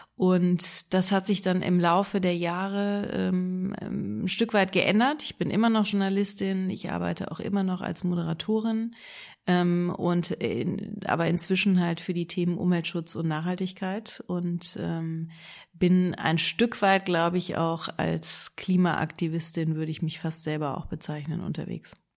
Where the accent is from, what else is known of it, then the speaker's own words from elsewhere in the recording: Engelskirchen, North Rhine-Westphalia, Germany; also born or lived in Düsseldorf; now in Cologne, Germany; Ich bin geboren in Engelskirchen, das ist im Bergischen Land, im Oberbergischen